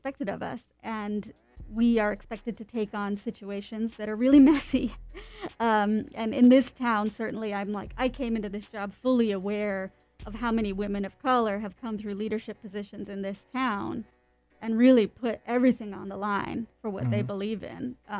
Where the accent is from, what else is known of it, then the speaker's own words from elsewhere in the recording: Canada; my parents immigrated from India. I'm a Canadian who moved around all over the place.